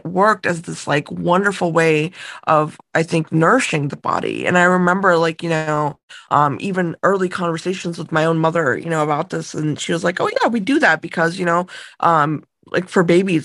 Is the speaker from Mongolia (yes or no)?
no; India; moved away; I was born in India, and I grew up with kind of a lot of the Eastern traditions